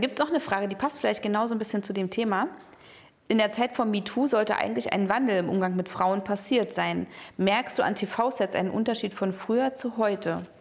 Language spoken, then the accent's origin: German; East Germany, Germany; Ich bin halt in der DDR aufgewachsen